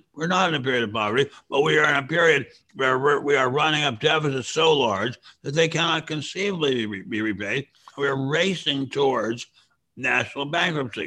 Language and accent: English; Washington, District of Columbia, United States; I grew up in Washington. I can remember when you could walk the streets of Georgetown at any hour